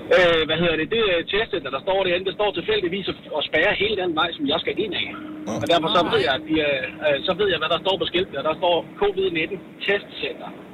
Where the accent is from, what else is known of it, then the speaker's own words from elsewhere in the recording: Holbæk, Zealand, Denmark; Jeg er fra Holbæk